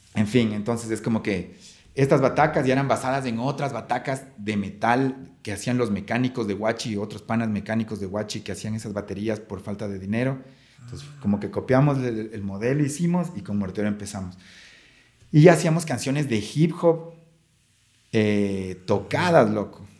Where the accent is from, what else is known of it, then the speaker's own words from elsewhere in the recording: Ecuador; nosotros como ecuatorianos